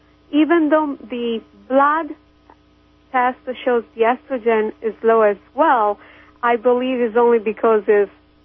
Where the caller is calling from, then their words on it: Kansas, United States; English is a second language; Hi, this is … from Kansas.